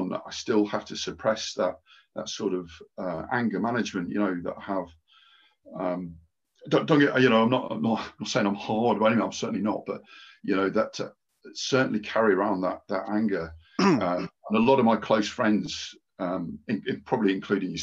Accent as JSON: {"language": "English", "town": "Market Deeping", "region": "East Midlands", "country": "United Kingdom", "tie": "born or raised there", "also_born_or_lived": "Peterborough", "said": "I was born in Peterborough Hospital and lived very close. So Peterborough, Lincolnshire."}